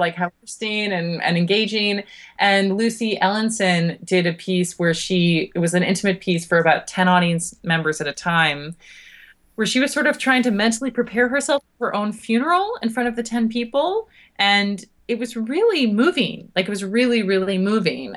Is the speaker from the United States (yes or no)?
no; Toronto, Ontario, Canada; moved away as an adult; now in United Kingdom; I'm Canadian, uh, from Toronto